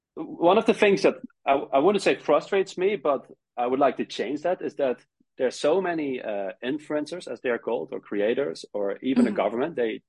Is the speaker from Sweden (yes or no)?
no; Netherlands; first language Dutch; English is a second language; moved away as an adult; now in South Korea; I was like born in the Netherlands, so I'm from the Netherlands. Now married to a Korean woman, a lovely Korean woman.